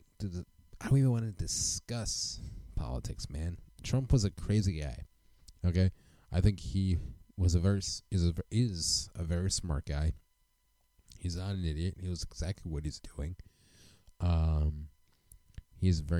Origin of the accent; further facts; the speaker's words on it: United States; as an American citizen